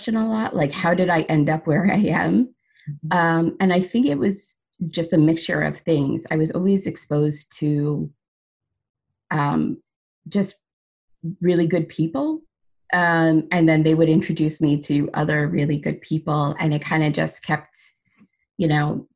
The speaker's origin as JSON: {"language": "English", "area": "Seaford", "region": "New York", "country": "United States", "tie": "born or raised there", "said": "I was actually born and raised in Sable"}